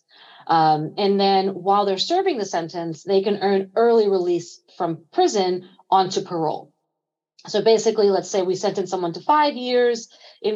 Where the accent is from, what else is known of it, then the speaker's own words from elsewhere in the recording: New York City, New York, United States; I was born and raised in East New York, Brooklyn